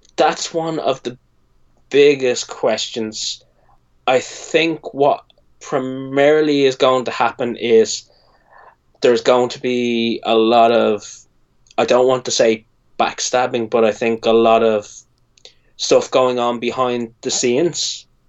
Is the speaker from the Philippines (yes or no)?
no; Ireland; I'm Irish.